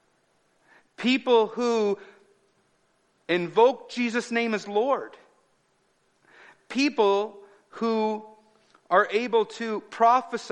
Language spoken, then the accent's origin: English; United States; I'm an American